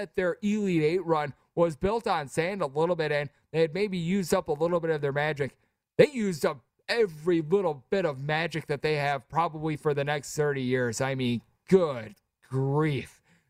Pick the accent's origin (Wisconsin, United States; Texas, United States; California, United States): Wisconsin, United States; the great state of Wisconsin, my home state